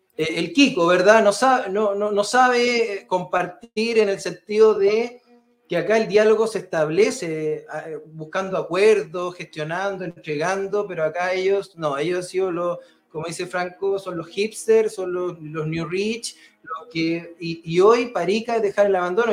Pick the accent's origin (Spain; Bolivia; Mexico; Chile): Chile; los chilenos